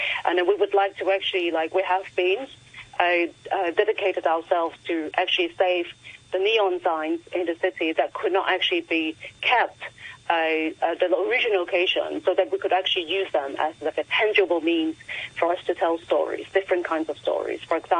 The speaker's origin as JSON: {"language": "English", "country": "Hong Kong", "tie": "born or raised there", "moved": "as an adult", "said": "I grew up in the 90s and 80s in Hong Kong. The streets were full of neon. And to me, it was like a sign of home, you know. And then eventually I moved away from Hong Kong"}